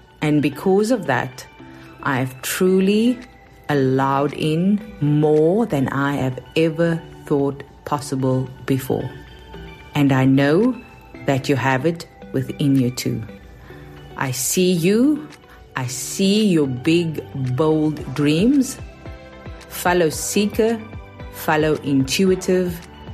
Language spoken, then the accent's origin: English; South Africa; accent: South African; moved away as an adult; now in New York, United States; in case you are wondering about my accent, even though I've been living in New York for a decade now, it is South African